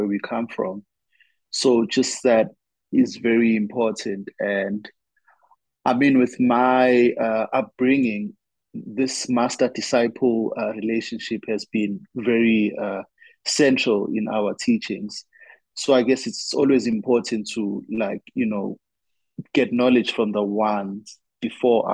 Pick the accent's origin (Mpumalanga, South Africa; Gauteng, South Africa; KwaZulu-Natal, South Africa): KwaZulu-Natal, South Africa; Durban; now in Johannesburg, South Africa; I'm from KwaZulu-Natal here in South Africa